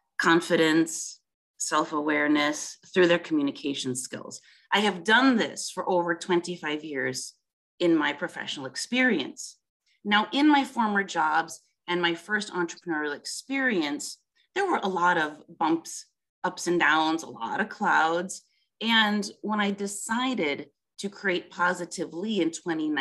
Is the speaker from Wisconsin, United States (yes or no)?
yes; Milwaukee, Wisconsin, United States; moved away as an adult; now in France; I was born in Milwaukee, Wisconsin.